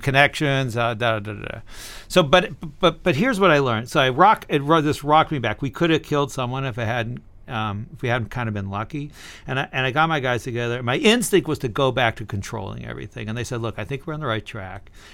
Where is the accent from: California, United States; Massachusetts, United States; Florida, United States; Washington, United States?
California, United States; Berkeley; I was born in Berkeley, California, in 1959.